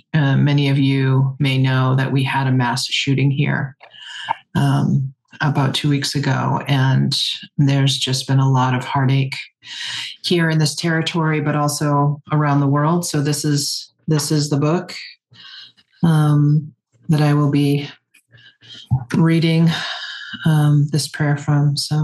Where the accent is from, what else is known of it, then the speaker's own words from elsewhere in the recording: Penobscot Nation, Maine, United States; I am from the Penobscot Nation and the Passamaquoddy tribe of Tsibayak. My family is Bear Clan from the Penobscot Nation and Crow Clan from the Passamaquoddy tribe of Tsibayak. And we are here in Banawabskewi territory in Chkwabinakiyak, which is the Canadian Maritimes and down into Maine